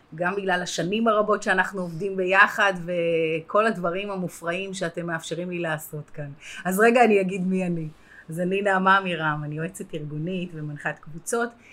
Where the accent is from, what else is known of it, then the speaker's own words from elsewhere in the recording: Herzliya, Tel Aviv District, Israel; גדלתי בהרצליה